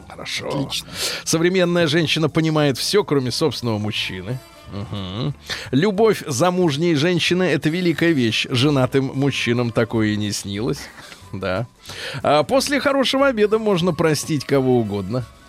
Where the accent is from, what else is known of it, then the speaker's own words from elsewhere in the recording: Saint Petersburg, Russia; я родился в Ленинграде, э, в блокаду